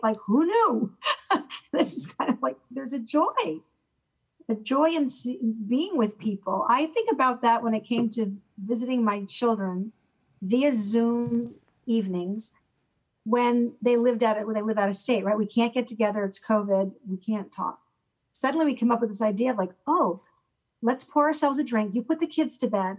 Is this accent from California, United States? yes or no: no; Connecticut, United States; moved away as an adult; also born or lived in Auburn; I'm from Connecticut